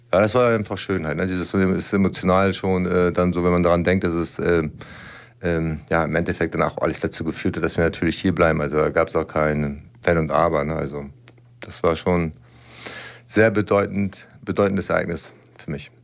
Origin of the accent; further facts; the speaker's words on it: Lübeck, Schleswig-Holstein, Germany; moved away as an adult; now in Braunschweig, Germany; ich kam damals aus meiner Heimatstadt, habe eine neue Heimat kennengelernt